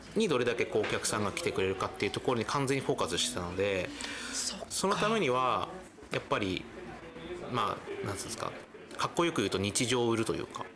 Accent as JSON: {"language": "Japanese", "town": "Semboku", "region": "Akita", "country": "Japan", "also_born_or_lived": "Tokyo", "moved": "as an adult", "lives_now": "Ugo, Japan", "said": "秋田県仙北市"}